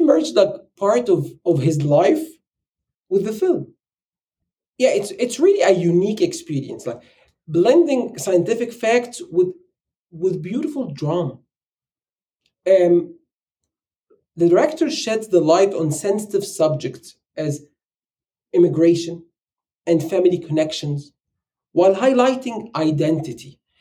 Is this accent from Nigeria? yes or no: no; Egypt; moved away as an adult; now in United States; I'm an immigrant. And I live in the US and I'm from Egypt.